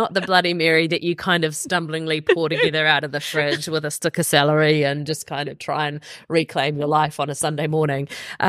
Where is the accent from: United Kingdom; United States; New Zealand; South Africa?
New Zealand; Jason Momoa, the one, the only, basically we've adopted him as a New Zealander.